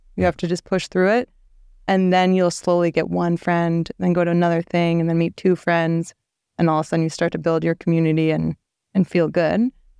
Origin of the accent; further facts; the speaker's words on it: Minnesota, United States; moved away as an adult; also born or lived in San Diego, California; now in Los Angeles, United States; I was very sheltered from Minnesota life